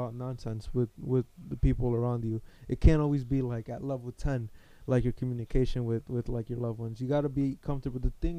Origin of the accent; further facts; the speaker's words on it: United States; I feel like I'm the American